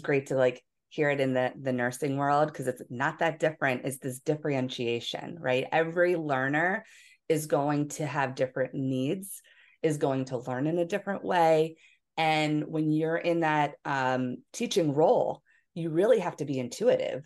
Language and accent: English; Philadelphia, Pennsylvania, United States; moved away; also born or lived in Hawaii; I was from Philadelphia